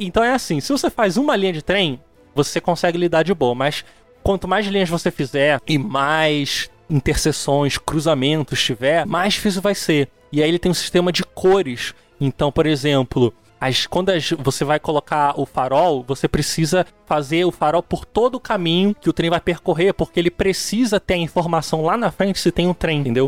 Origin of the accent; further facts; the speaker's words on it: Rio de Janeiro, Brazil; also born or lived in ABC Paulista; eu sou do Rio